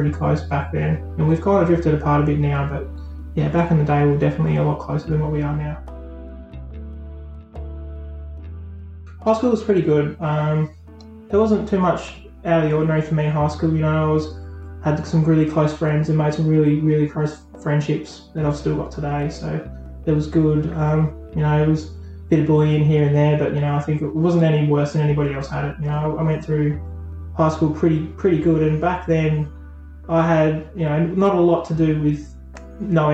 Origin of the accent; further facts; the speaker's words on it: Burnie, Tasmania, Australia; also born or lived in Wynyard; I grew up in Burnie. As a child, younger, I lived in Burnie